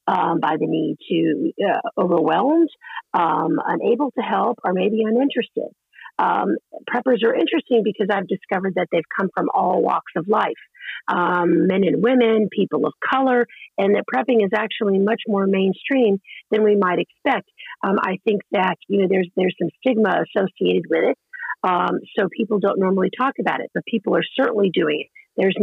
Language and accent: English; the South, United States; I grew up in the South, so I was, you know, used to needing to prepare for a hurricane, and my father was in the military.